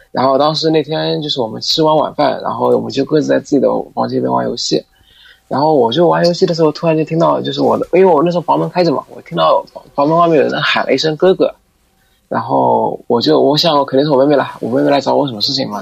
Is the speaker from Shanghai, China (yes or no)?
yes; Shanghai, China; 我们是上海人嘛，上海里边，上海话里边喊哥哥啊